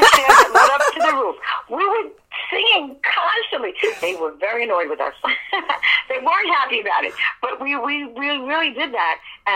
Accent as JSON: {"language": "English", "town": "New York City", "region": "New York", "country": "United States", "tie": "born or raised there", "said": "I was in a very, near King's Plaza, which is Brooklyn, Flatbush area."}